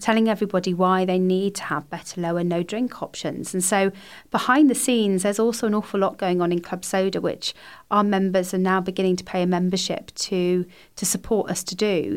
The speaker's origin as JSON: {"language": "English", "area": "Somerset", "region": "South West England", "country": "United Kingdom", "moved": "yes", "said": "I'm from Somerset originally"}